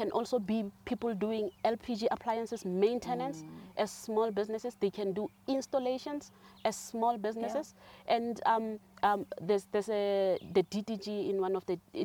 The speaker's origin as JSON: {"language": "English", "country": "South Africa", "also_born_or_lived": "Johannesburg / Cape Town", "moved": "as an adult", "said": "I'm from Kwakwa, so I'm always biased towards rural areas"}